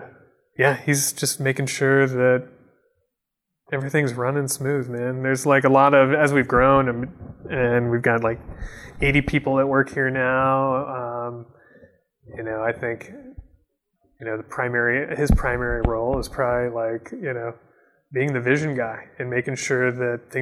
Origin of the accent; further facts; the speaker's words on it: Michigan, United States; I'm from Michigan, that was my, Founders was my, you know, that was my local brewery